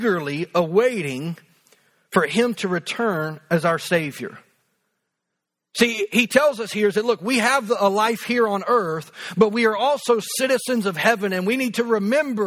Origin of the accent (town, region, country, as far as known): United States